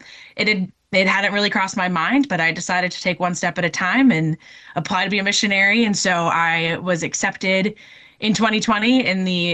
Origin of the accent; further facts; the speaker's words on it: Minnesota, United States; moved away as an adult; also born or lived in North Dakota; I'm originally from Minnesota